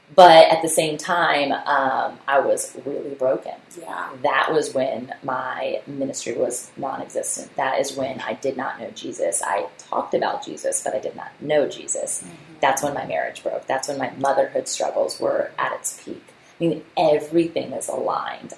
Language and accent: English; Virginia Beach, Virginia, United States; my hometown city of Virginia Beach